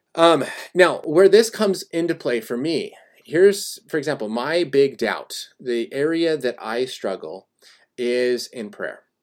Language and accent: English; Colorado, United States; now in California, United States; I was born and raised in Colorado